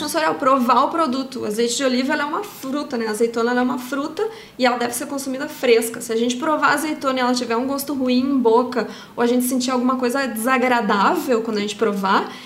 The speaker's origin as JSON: {"language": "Portuguese", "country": "Brazil", "said": "como brasileira"}